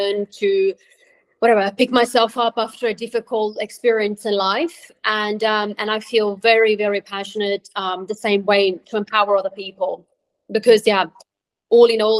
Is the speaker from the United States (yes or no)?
no; Switzerland; moved away; also born or lived in Croatia; I was born in Croatia. I grew up in Switzerland